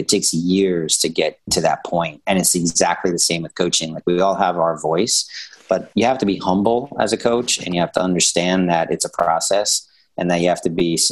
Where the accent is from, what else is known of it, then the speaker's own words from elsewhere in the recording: New York City, New York, United States; I'm from New York and Brooklyn and everything.